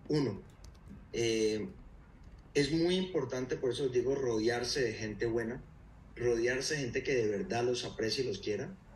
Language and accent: Spanish; Cali, Valle del Cauca, Colombia; yo soy originalmente de, Cali, eh, nací en Cali, crecí en Cali